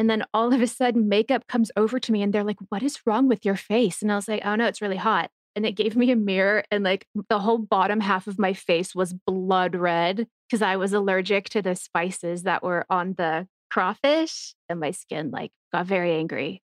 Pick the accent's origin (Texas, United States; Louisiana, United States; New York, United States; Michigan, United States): Texas, United States; I'm from Texas